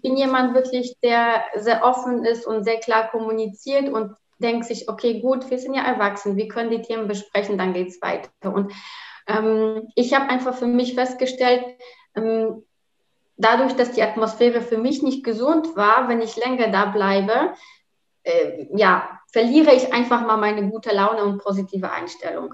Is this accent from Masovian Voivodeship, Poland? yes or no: no; Rzeszów, Subcarpathian Voivodeship, Poland; German is a second language; moved away as an adult; also born or lived in Bielefeld, Germany / Cologne, Germany; now in Düsseldorf, Germany; Rzeszów, also zu der Stadt, wo ich herkomme